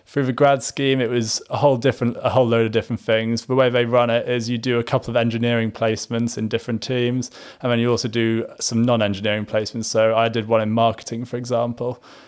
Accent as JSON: {"language": "English", "country": "Singapore", "tie": "born or raised there", "also_born_or_lived": "Malaysia", "moved": "as an adult", "said": "So I grew up in Singapore, Malaysia. So a little bit of a different time growing up. And then went to Liverpool University from Singapore. So my parents were still out there."}